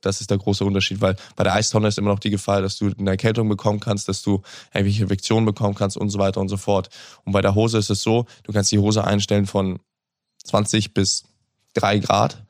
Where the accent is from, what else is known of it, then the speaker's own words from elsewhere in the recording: Hamburg, Germany; Hamburg ist die Stadt, wo ich, wo ich groß geworden bin, wo ich geboren bin, wo ich aufgewachsen bin.